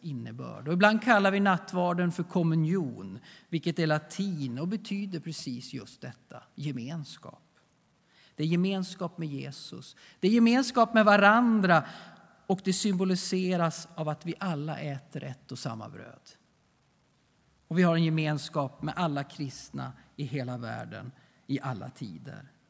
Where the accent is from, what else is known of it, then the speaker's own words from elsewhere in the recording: Sweden; vi svenskar